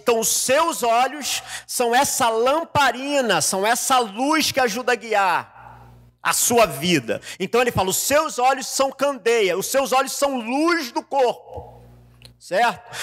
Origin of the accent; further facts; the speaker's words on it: Rio de Janeiro, Brazil; now in São Paulo, Brazil; Como eu sou carioca, eu vim para São Paulo